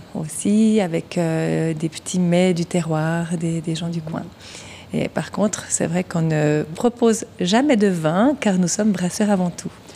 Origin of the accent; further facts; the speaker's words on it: Vaud, Switzerland; moved away as an adult; now in Morgins, Switzerland; Je suis vaudoise à l'origine